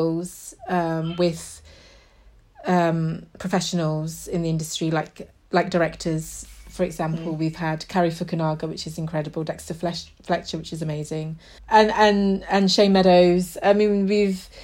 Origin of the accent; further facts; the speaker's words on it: Yorkshire and the Humber, United Kingdom; moved away as an adult; now in London, United Kingdom; I moved to London because I grew up in Yorkshire